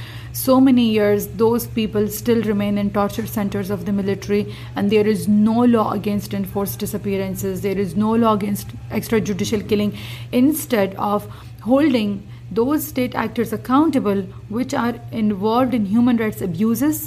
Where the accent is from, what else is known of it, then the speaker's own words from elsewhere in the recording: Khyber Pakhtunkhwa, Pakistan; moved away; also born or lived in Peshawar / Islamabad; I come from the Khyber Pakhtunkhwa province of Pakistan